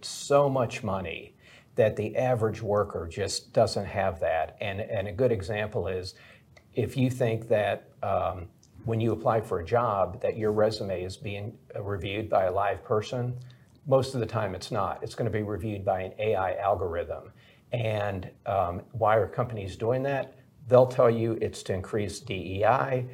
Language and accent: English; Milwaukee, Wisconsin, United States; I grew up in Milwaukee, Wisconsin.